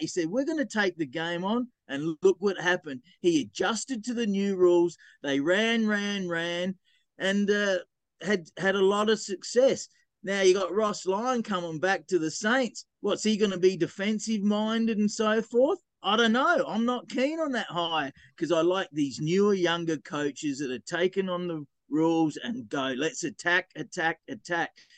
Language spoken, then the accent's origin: English; Gawler, South Australia, Australia; moved away as an adult; also born or lived in Adelaide; now in Canada; I grew up in South Australia, just north of Adelaide, in a place called Gawler